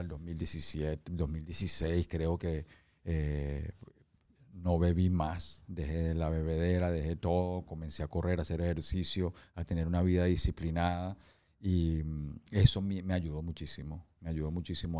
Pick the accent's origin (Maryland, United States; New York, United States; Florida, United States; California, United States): New York, United States; moved away; also born or lived in San Francisco, United States / Venezuela; cuando yo crecí en Nueva York, em, de niño me montaba en los ascensores